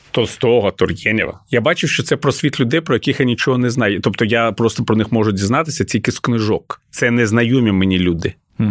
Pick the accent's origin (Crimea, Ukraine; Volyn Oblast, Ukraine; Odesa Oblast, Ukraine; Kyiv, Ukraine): Kyiv, Ukraine; Ukrainian is a second language; Коли я зростав в Києві